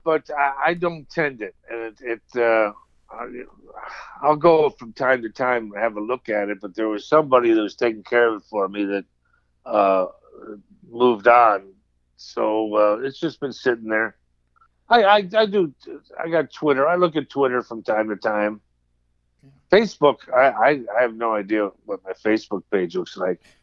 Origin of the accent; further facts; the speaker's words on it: United States; growing up on Long Island Sound